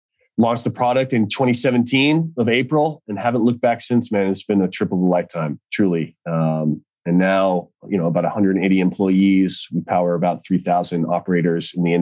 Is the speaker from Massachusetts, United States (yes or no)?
yes; Boston, Massachusetts, United States; moved away as an adult; now in Santa Cruz, United States; I grew up in Boston, so East Coast roots. Now live in Santa Cruz